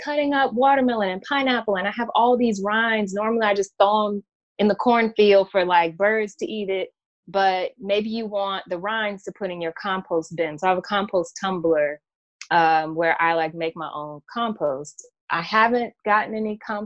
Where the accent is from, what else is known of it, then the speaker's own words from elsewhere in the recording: Gloucester, Virginia, United States; also born or lived in New York; my hometown of Gloucester, Virginia